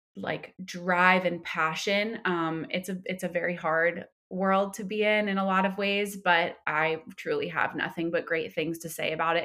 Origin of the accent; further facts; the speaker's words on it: Somers, New York, United States; moved away as an adult; now in Los Angeles, United States; I'm from Westchester County. I'm from a town called Somers that no one has heard of.